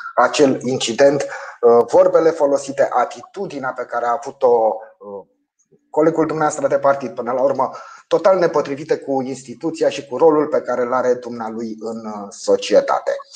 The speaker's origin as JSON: {"language": "Romanian", "country": "Romania", "said": "ca român"}